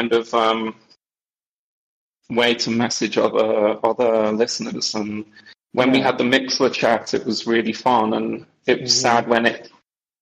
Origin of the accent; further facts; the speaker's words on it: Wales, United Kingdom; moved away as an adult; now in Belgium; My mom is Welsh, and I'm Welsh. But I haven't lived in the... I left the UK in 2005